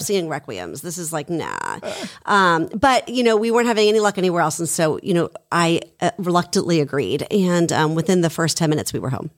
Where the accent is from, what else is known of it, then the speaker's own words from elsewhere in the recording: Haddonfield, New Jersey, United States; I grew up in Haddonfield